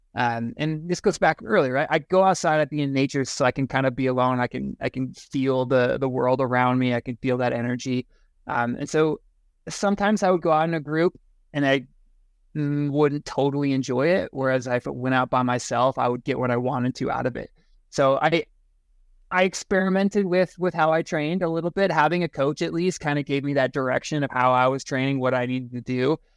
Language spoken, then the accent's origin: English; Eastern Iowa, United States; moved away as an adult; now in Fairplay, United States; I grew up in Iowa. Uh, Eastern Iowa, Quad Cities